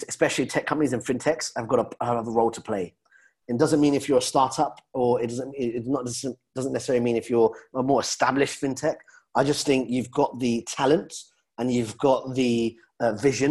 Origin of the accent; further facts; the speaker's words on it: London, United Kingdom; being a Londoner